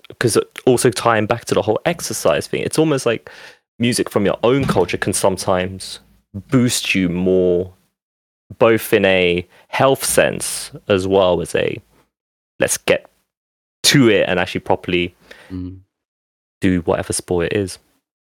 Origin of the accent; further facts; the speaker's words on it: United Kingdom; also born or lived in France; I count myself British too, because I've been here for most of my life. You know, I've been here since I was five